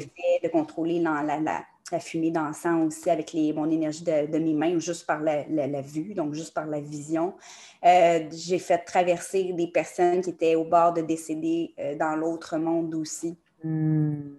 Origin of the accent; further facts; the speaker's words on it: Montreal, Quebec, Canada; J'ai été élevée aussi à Montréal